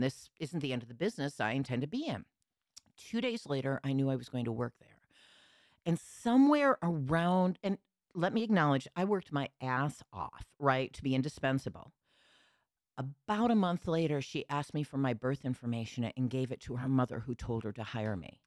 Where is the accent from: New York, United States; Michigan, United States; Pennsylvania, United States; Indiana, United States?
Michigan, United States; Lansing; moved away as an adult; also born or lived in Chicago; I grew up in Lansing, Michigan